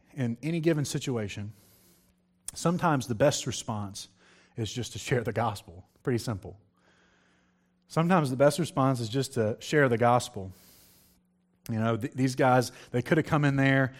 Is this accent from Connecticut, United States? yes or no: no; Virginia, United States; moved away; I was in a little country church in Virginia, um, preaching